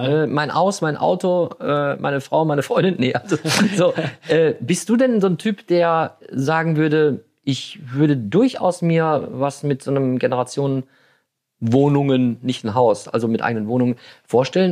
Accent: Germany; als Deutsche

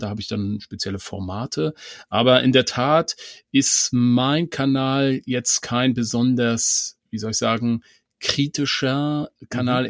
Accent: Mecklenburg-Vorpommern, Germany; ich komme ja aus Mecklenburg

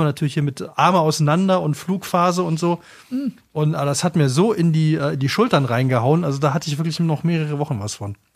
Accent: Cologne, North Rhine-Westphalia, Germany; moved away; ich bin in Köln geboren, ich habe lange in Köln gelebt und ich kenne diese Stadt tatsächlich sehr, sehr, sehr gut

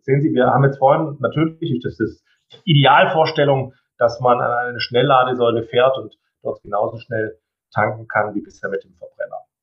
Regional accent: Baden-Württemberg, Germany; ich komme aus Baden-Württemberg

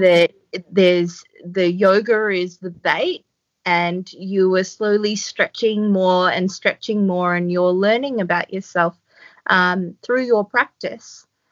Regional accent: Australia; now in Port Macquarie, Australia; I'm Australian

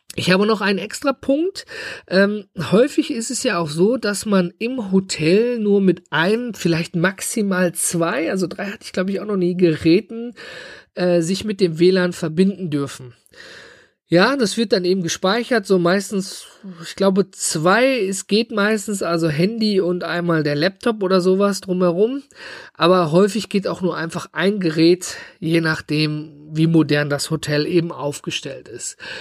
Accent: Germany; hier bei uns in Deutschland

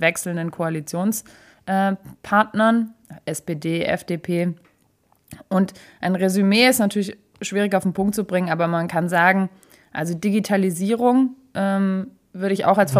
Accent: Stuttgart, Baden-Württemberg, Germany; wir Stuttgarter

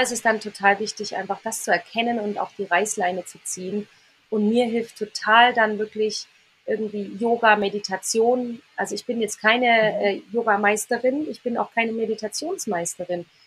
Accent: near Reit im Winkel, Bavaria, Germany; ganz nah äh, an meinem Heimatort ist, an meinem Wohnort

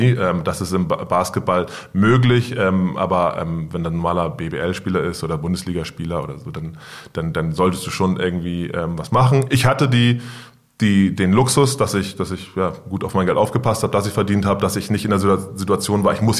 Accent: Hamburg, Germany; Ich komme aus Wilhelmsburg, ich bin dort aufgewachsen und deswegen glaube ich, habe ich so ein gewisses Verständnis für den Stadtteil

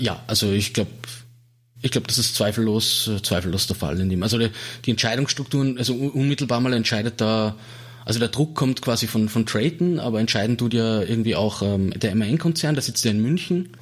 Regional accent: Salzburg, Austria; moved away; also born or lived in Vienna; Ich bin aus Salzburg Stadt, also ich bin dort aufgewachsen

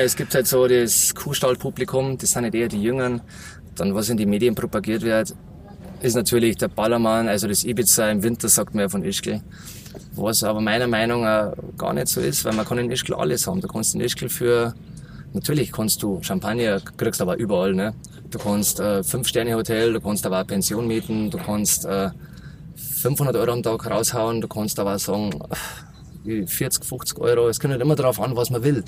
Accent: Berchtesgaden, Bavaria, Germany; accent: Bavarian; moved away; der kommt vom Bayerischen. Ich komme aus Berchtesgaden, eigentlich vom wunderschönen Königssee. Mhm. Und da durfte ich halt aufwachsen.

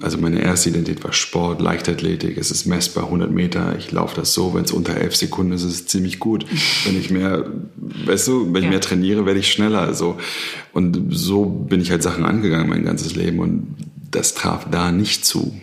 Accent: Berlin, Germany; ich komme aus Berlin, Südnerköln als Sohn von Beamten

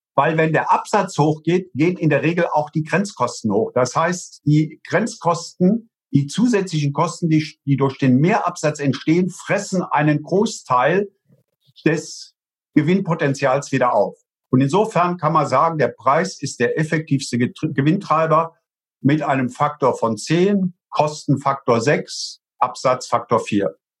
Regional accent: Eifel, Rhineland-Palatinate, Germany; Und ich komme ja aus der Eifel. Bei uns sind zwei große äh, Flugplätze

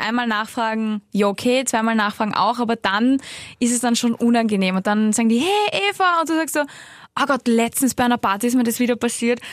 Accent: the Salzburg mountains, Austria; now in Vienna, Austria; da, wo ich aufgewachsen bin, in die Salzburger Berg

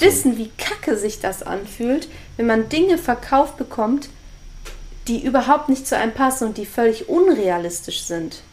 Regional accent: Germany; moved away; ich komme ja aus der Nähe von der holländischen Grenze

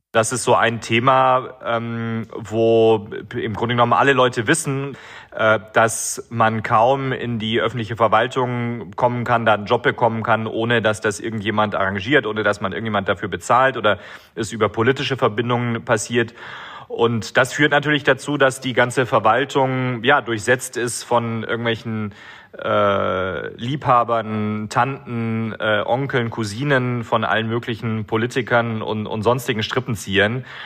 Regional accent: Baden-Württemberg, Germany; moved away as an adult; now in Timișoara, Romania; Ich bin geboren und aufgewachsen in Deutschland, zum ersten Mal hier in die Stadt mit 19 Jahren gekommen

